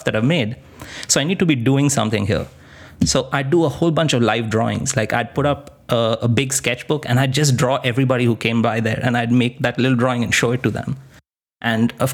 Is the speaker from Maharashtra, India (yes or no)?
no; Kolkata, West Bengal, India; moved away as an adult; also born or lived in Netherlands / Eau Claire, Wisconsin / Chicago; now in Vancouver, Canada; I'm from Calcutta in India.